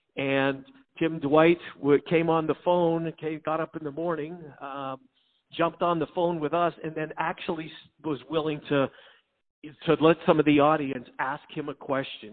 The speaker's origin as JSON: {"language": "English", "town": "Winnipeg", "region": "Manitoba", "country": "Canada", "tie": "born or raised there", "also_born_or_lived": "Denver", "moved": "as an adult", "lives_now": "Des Moines, United States", "said": "I grew up in Winnipeg"}